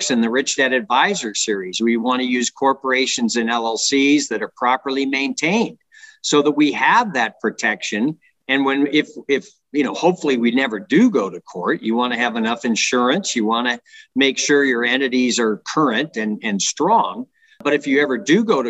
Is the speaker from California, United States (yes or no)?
yes; San Francisco Bay Area, California, United States; moved away as an adult; also born or lived in Washington, D.C.; now in Reno, United States; I grew up in the San Francisco Bay Area